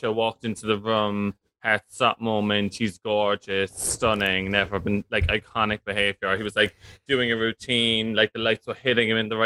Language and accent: English; Cork, Munster, Ireland; moved away as an adult; also born or lived in London; now in Dublin, Ireland; I grew up in Cork, from the accent, like you can hear